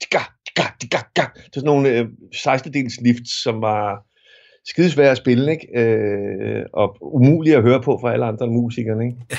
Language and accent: Danish; Fløng, Zealand, Denmark; jeg er vokset op i Fløng